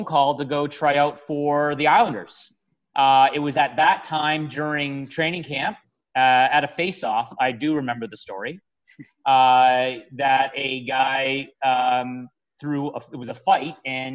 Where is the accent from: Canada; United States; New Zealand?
Canada; Niagara, Ontario; our hometown here in Niagara